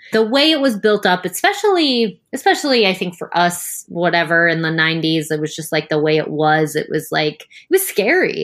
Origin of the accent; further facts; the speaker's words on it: United States; we grew up Catholic in the United States